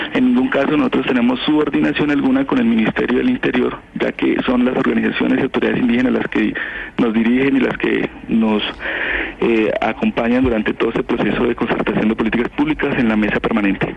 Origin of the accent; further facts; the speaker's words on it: Putumayo, Colombia; Yo soy de la región de Putumayo